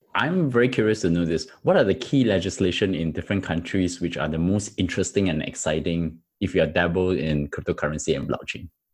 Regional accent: Singapore; I'm a Singaporean

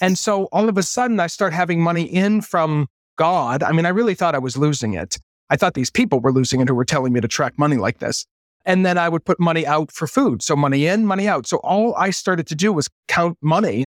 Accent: Maine, United States; moved away as an adult; also born or lived in New York; I had just come out of being a teenager growing up in Maine

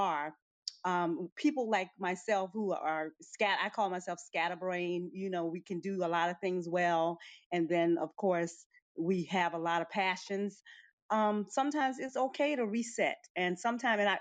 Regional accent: Suriname; now in Curaçao; I'm from Curacao, originally from Suriname.

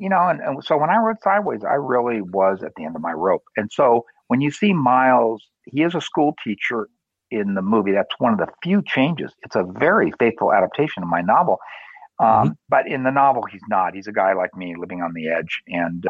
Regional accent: Southern California, United States; I grew up in Southern California in a suburban neighborhood, cookie cutter homes

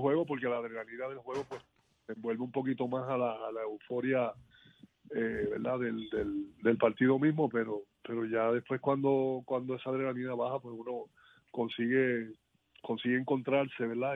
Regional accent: Puerto Rico; yo como puertorriqueño

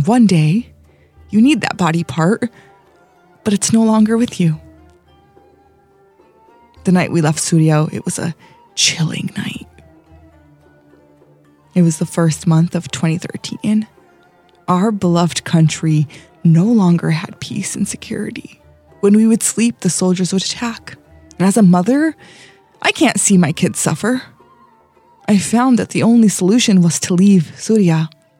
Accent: Daraa, Daraa Governorate, Syria; now in Milwaukee, United States; I am a refugee from Syria, specifically the city of Daraa, 8 miles away from the Jordanian border.

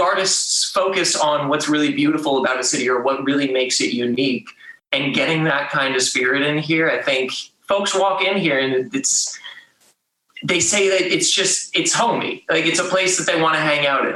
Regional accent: Connecticut, United States; moved away as an adult; now in Baltimore, United States; I was born and raised in Connecticut, came out here to Baltimore for a finance job actually.

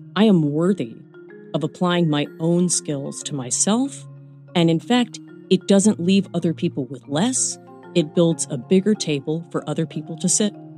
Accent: New York City, New York, United States; moved away as an adult; also born or lived in New Jersey; I was born in Brooklyn. I am a lifelong New Yorker

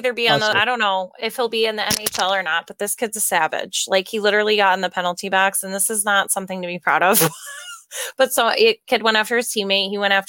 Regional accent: New York, United States; from New York, so I could drive to Buffalo

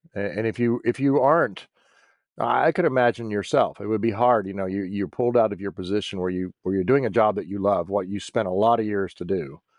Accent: United States; I'm still an American, and I'm still a veteran who is concerned about this country.

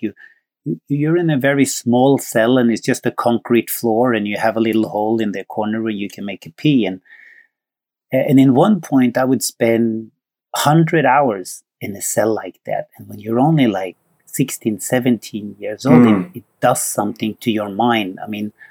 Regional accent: Norway; moved away as an adult; also born or lived in Sweden; I'm from Norway

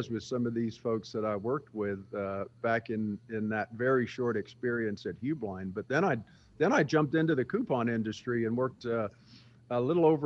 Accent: England, United Kingdom; born there; I was born in England, uh

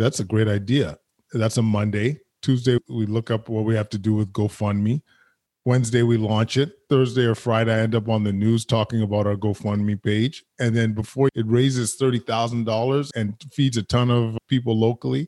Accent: Edmonton, Alberta, Canada; now in Ottawa, Canada; I grew up in Edmonton, very loving household.

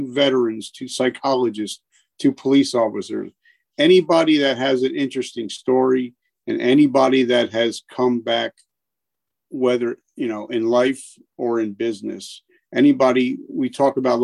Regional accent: New Jersey, United States; I'm from New Jersey, dirty Jersey. And I've lived here

